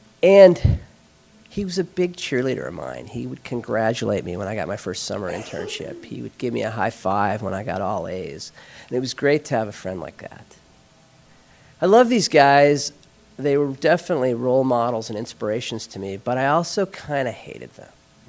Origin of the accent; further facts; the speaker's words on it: northern Minnesota, United States; I was 17, and I had grown up in northern Minnesota where it's very cold.